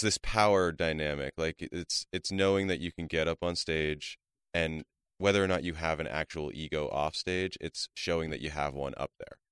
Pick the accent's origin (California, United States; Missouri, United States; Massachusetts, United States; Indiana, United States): California, United States; Calabasas; I grew up in the San Fernando Valley, uh, mostly in Calabasas, though